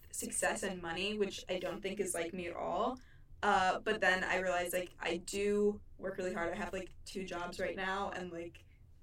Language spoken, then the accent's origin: English; Cleveland, Ohio, United States; I was born in Cleveland, Ohio.